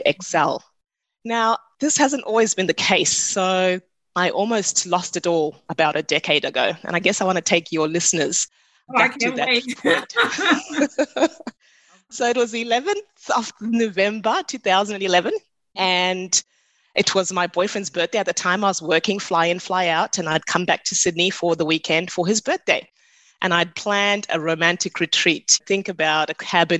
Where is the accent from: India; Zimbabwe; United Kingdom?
Zimbabwe; now in Australia; I'm from Zimbabwe originally